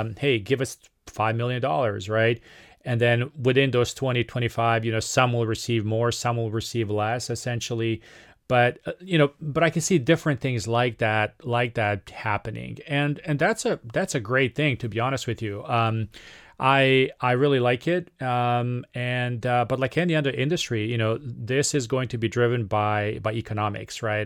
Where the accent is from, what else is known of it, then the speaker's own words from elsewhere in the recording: Serbia; moved away; from my home country of Serbia